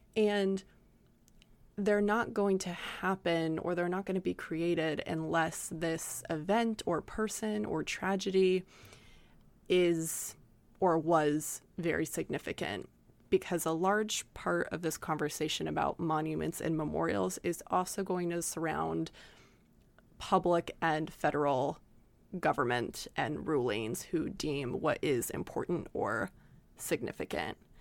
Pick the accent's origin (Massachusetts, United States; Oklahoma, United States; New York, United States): Oklahoma, United States; we are from Oklahoma